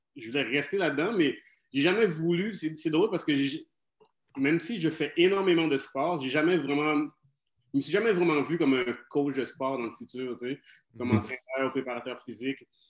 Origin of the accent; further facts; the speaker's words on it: Saguenay, Quebec, Canada; also born or lived in Jonquière / Chicoutimi; now in Montreal, Canada; je, suis adopté par des Québécois, donc j'ai grandi au Saguenay